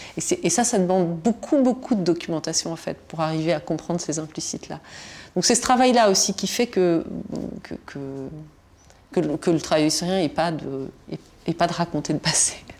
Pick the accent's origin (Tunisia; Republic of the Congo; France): Tunisia; first language Tunisian Arabic and French; moved away; je, suis née en Tunisie, où j'ai passé mon enfance en Tunisie